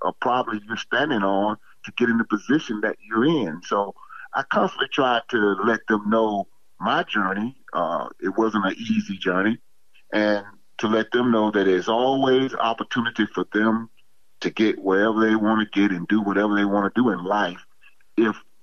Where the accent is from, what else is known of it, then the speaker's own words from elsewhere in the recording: Atlanta, Georgia, United States; I was born in Egan Holmes Projects, that was basically now where the Walmart is